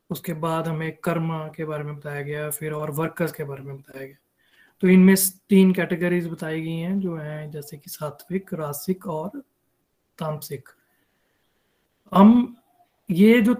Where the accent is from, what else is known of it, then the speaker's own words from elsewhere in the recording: Denver, Colorado, United States; now in Denver, United States; हरी हरी बोल everyone … Denver Colorado से हूँ